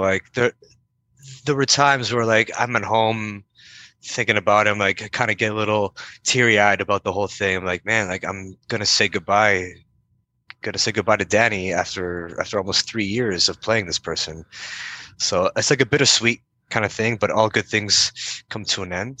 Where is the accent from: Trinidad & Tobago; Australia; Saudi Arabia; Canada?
Canada; Windsor, Ontario; I'm from Windsor, Ontario, which borders D- Detroit, and uh, that's where I was born and raised.